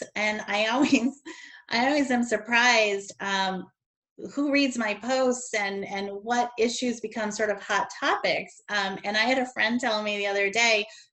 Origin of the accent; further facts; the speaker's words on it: Connecticut, United States; moved away; I grew up in Connecticut